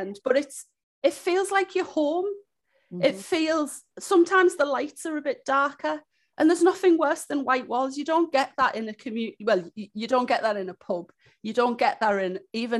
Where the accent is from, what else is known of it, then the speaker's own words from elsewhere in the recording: Hartlepool, North East England, United Kingdom; also born or lived in Newcastle; I'm originally from Hartlepool. So when I was 18 years old, I moved up to Newcastle to go to university